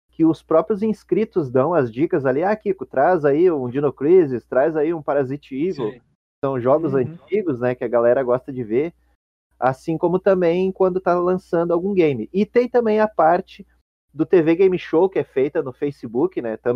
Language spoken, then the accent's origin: Portuguese; Rio Grande do Sul, Brazil; Bom, eu como sou natural aqui do Rio Grande do Sul, né?